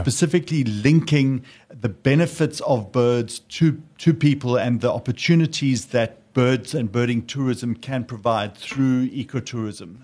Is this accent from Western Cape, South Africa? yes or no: no; Pietermaritzburg, KwaZulu-Natal, South Africa; moved away; also born or lived in Sedgefield; I grew up near Maritzburg, but uh, we have a guest house also in Sedgefield now